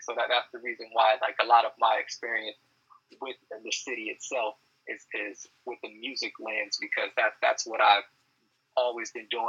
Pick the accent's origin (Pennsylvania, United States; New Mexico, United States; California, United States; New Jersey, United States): California, United States; Long Beach; So I'm one of the few natives that's actually born and raised from Long Beach. I've been out here my whole life. You know, this is where I started doing music, went to school